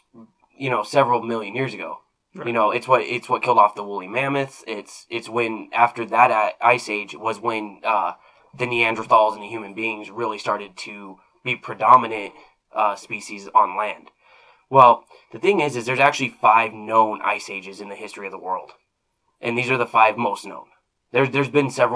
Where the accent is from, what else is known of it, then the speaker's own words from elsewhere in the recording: Arizona, United States; now in Nebraska, United States; where I grew up in Arizona, we don't get rain